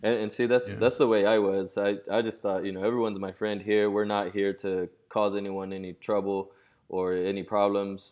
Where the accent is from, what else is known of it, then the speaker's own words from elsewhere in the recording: Oklahoma City, Oklahoma, United States; also born or lived in Mexico City, Mexico; I was born in Mexico City raised in Oklahoma City. I've been here since I was one, and so OKC is home